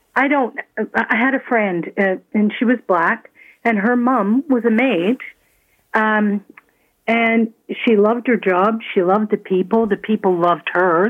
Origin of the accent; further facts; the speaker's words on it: Toronto, Ontario, Canada; also born or lived in Scotland; now in Mississauga, Canada; I came from Scotland in 1957 and I was raised in Toronto